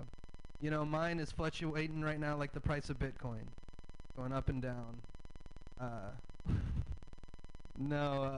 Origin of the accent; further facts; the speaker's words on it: the South, United States; I'm from the South. I have a Southern dad